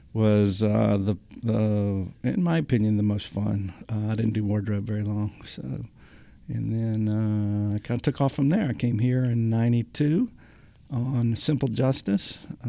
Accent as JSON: {"language": "English", "town": "Jackson", "region": "Mississippi", "country": "United States", "tie": "born or raised there", "also_born_or_lived": "South Louisiana / Nashville, Tennessee / New York City", "moved": "yes", "lives_now": "Wilmington, United States", "said": "I was born in Jackson, Mississippi."}